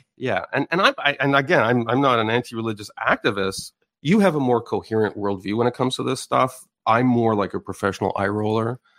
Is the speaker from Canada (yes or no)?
yes; Canada